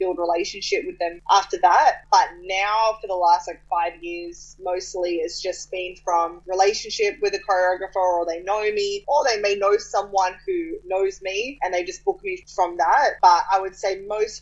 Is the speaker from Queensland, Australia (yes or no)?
no; Sydney, New South Wales, Australia; moved away as an adult; now in Los Angeles, United States; I grew up in Australia and why I'm Australian